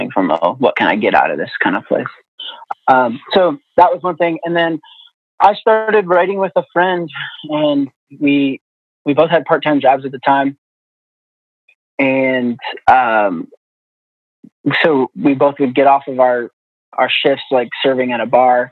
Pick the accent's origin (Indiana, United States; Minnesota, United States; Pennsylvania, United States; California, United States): Indiana, United States; moved away as an adult; now in Nashville, United States; I've been living in Nashville for 12 years now. I grew up in Indiana.